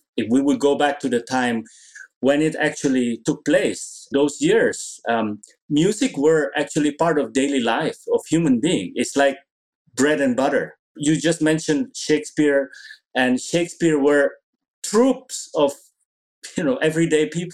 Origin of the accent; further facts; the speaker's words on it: Indonesia; I grew up in Indonesia